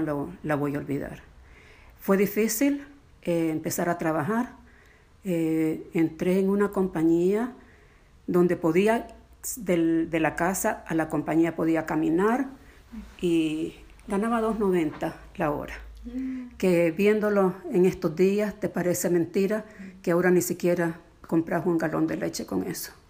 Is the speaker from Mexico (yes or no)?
no; Nicaragua; moved away as an adult; llegamos de Nicaragua en 1979, salimos sencillamente porque la vida se hizo imposible allá